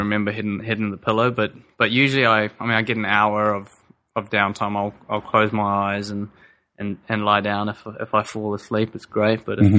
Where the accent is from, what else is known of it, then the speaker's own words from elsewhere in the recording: South Africa; born there; But I guess when I was born in South Africa, I actually grew up on Frosties, Frosted Flakes.